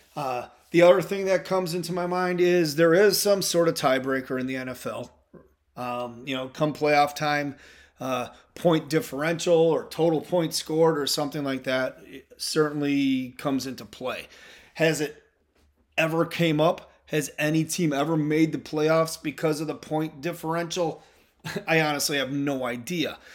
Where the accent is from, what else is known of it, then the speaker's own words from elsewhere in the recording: Midwest, United States; I'm from the Midwest